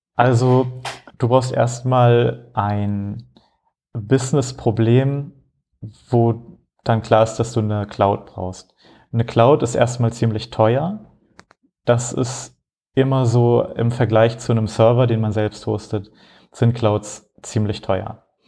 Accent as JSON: {"language": "German", "region": "Hamburg", "country": "Germany", "also_born_or_lived": "Frankfurt", "moved": "as an adult", "lives_now": "Rotterdam, Netherlands", "said": "Ich komme eigentlich aus Hamburg"}